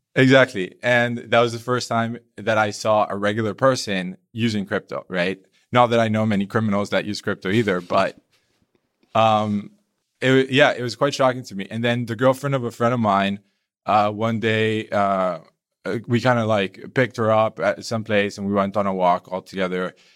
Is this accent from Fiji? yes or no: no; Colombia; now in Berlin, Germany; I'm Colombian.